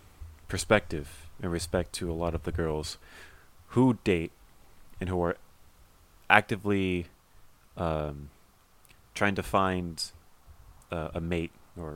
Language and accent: English; California, United States; Even back where I grew up in near Orange County.